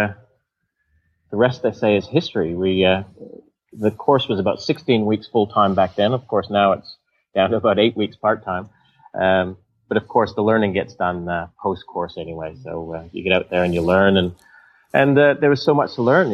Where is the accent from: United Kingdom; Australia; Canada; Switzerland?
Canada; Whistler, British Columbia; my hometown, in Canada, Whistler, a lot of people would know Whistler from the skiing